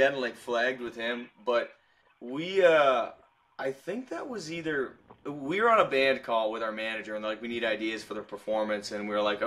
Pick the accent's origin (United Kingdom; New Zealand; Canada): Canada; moved away as an adult; now in Tennessee, United States; Being a Canadian guy